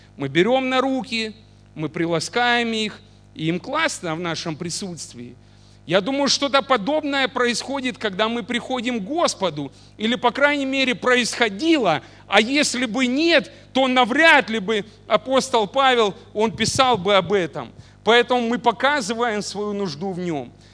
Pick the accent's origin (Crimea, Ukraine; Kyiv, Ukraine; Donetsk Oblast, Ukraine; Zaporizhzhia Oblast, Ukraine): Donetsk Oblast, Ukraine; Mariupol; now in Oleksandriia, Ukraine; я родился не в Александрии, да, в городе Мариуполе